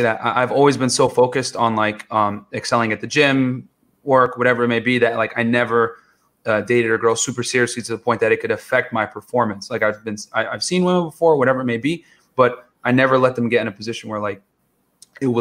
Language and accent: English; New Britain, Connecticut, United States; moved away as an adult; also born or lived in New York City; now in Miami, United States; I was born in New York City, and then I moved to Connecticut at around 9-10 years old. And then when people ask me, I always say, yeah, I'm from Connecticut.